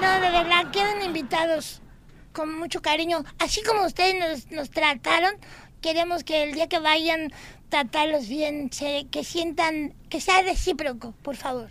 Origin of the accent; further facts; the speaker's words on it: Mexico; now in United States; sí soy mexicano